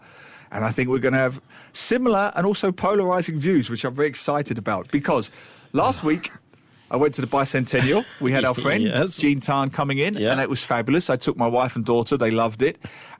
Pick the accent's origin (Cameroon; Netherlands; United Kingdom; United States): United Kingdom; London; now in Singapore; my own childhood, growing up in London